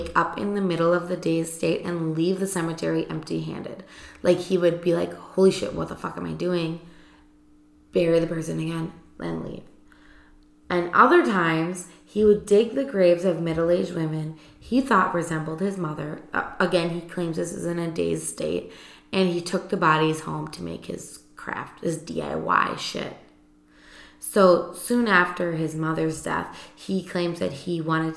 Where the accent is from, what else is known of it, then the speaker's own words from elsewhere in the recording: Wisconsin, United States; We're from Wisconsin.